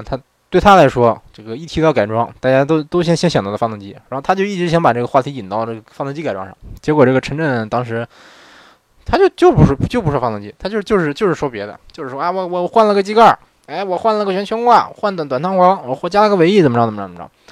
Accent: northern China, China; moved away as an adult; now in Japan; 虽然我是北方人

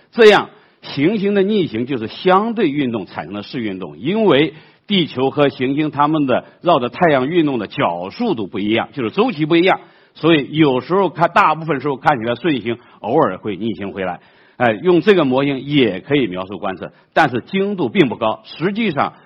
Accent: China; 我们中国人

